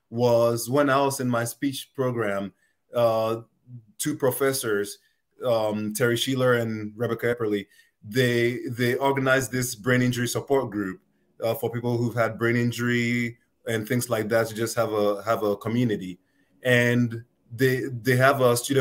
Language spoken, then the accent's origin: English; Ghana; now in United States; growing up in Ghana